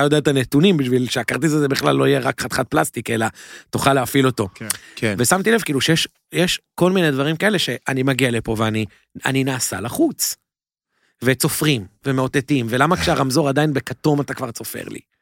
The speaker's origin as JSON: {"language": "Hebrew", "town": "Jerusalem", "region": "Jerusalem District", "country": "Israel", "tie": "born or raised there", "also_born_or_lived": "Mevaseret Zion", "moved": "as an adult", "lives_now": "New York, United States", "said": "אז גדלתי בירושלים, נולדתי וגדלתי בירושלים"}